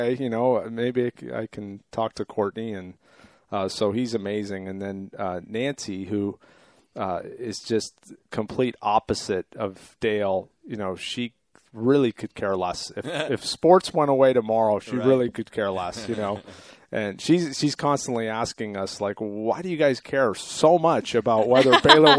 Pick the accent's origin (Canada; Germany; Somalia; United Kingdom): Canada; also born or lived in Sicily (ancestry); now in United States; I was born in Canada